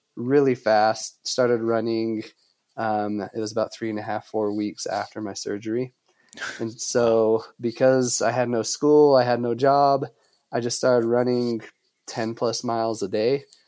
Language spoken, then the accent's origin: English; Logan, Utah, United States; also born or lived in Denver, Colorado; This area is called Cache Valley